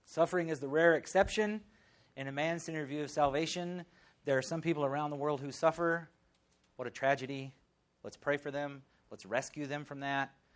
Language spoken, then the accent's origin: English; the South, United States; moved away; I grew up in the South.